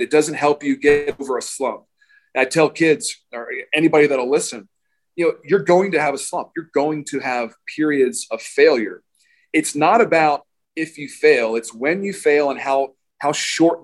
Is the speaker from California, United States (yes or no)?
no; Baltimore, Maryland, United States; I grew up in Baltimore, Maryland